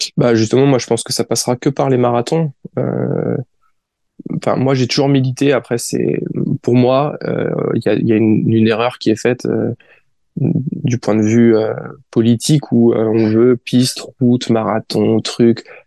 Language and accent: French; France; je suis français